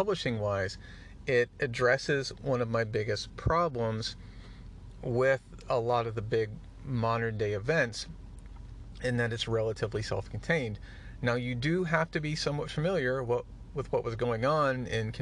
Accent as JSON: {"language": "English", "region": "Midwest", "country": "United States", "tie": "born or raised there", "said": "I grew up in the Midwest"}